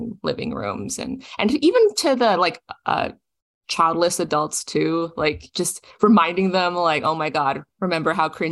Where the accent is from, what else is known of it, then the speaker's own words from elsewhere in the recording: Toronto, Ontario, Canada; my own life growing up in Toronto, Canada